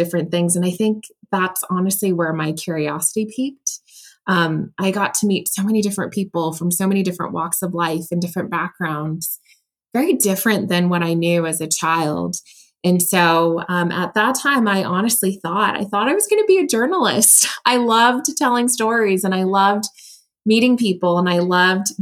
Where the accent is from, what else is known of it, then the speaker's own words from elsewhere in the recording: United States; also born or lived in Taiwan; moved to the US when I was three, grew up in a very, very loving family